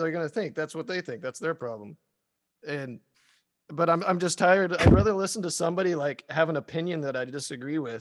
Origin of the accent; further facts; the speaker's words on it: Polk County, Oregon, United States; now in London, United Kingdom; Polk County, Oregon. I'm from Oregon originally.